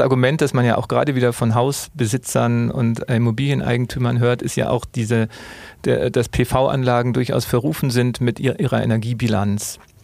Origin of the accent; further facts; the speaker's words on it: Munich, Bavaria, Germany; als Münchner